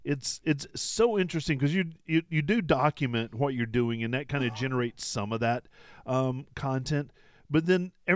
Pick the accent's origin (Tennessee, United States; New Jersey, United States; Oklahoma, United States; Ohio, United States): Tennessee, United States; moved away; Tennessee's my home state